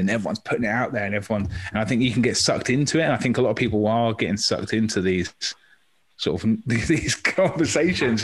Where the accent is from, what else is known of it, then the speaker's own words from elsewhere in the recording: Maidstone, South East England, United Kingdom; now in Torquay, United Kingdom; I'm from Maidstone in Kent, which was much more diverse when I was in primary school